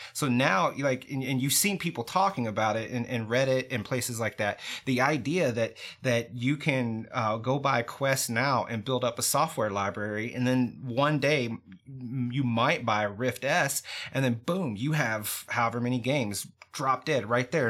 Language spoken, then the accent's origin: English; United States; I'm an American.